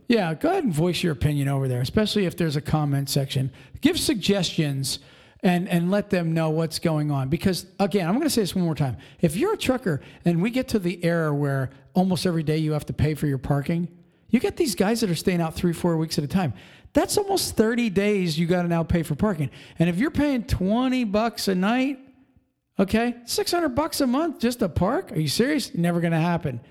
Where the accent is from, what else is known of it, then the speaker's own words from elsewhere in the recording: Pennsylvania, United States; Pennsylvania, we're from Pennsylvania